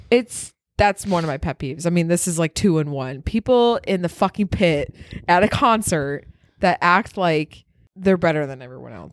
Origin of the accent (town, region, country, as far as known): Wisconsin, United States; accent: northern